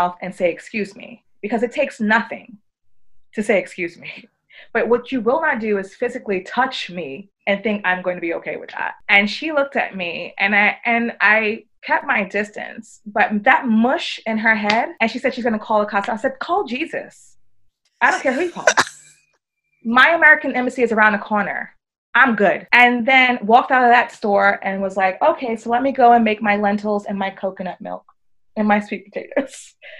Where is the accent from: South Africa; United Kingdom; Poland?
United Kingdom; accent: British; I had all of that on my British accent and my, you know, designer clothes